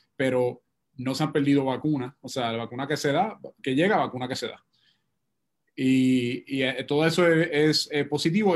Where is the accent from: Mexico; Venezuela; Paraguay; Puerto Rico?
Puerto Rico; como puertorriqueño, como científico